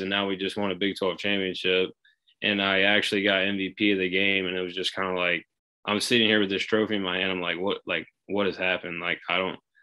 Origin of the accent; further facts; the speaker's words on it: Shreveport, Louisiana, United States; I'm from Shreveport, Louisiana.